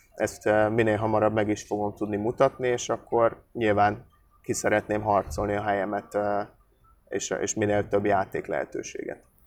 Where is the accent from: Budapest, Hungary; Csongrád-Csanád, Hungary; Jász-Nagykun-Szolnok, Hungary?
Budapest, Hungary; moved away as an adult; now in Debrecen, Hungary; ugye én amúgy budapesti vagyok, és az egy jó nagy város.